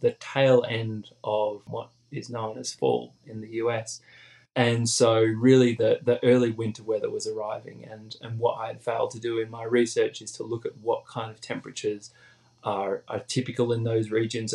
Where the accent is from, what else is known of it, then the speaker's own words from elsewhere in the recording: Australia; moved away; back home in Australia